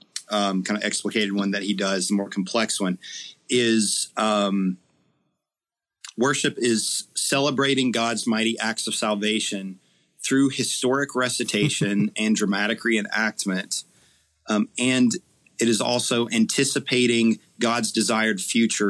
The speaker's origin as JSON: {"language": "English", "region": "Eastern Kentucky", "country": "United States", "tie": "born or raised there", "said": "Growing up in Eastern Kentucky"}